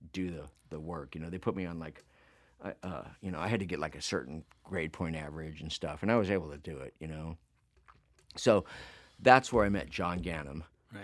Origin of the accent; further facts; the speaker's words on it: Phoenix, Arizona, United States; we wound up in Phoenix